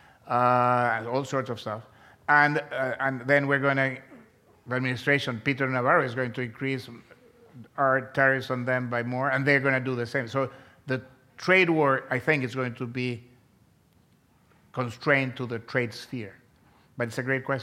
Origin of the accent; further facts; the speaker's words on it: Chile; moved away as an adult; also born or lived in Chicago, United States; I was born in South America. I was born in Chile, and I came to the University of Chicago to get my PhD, and this was in 1977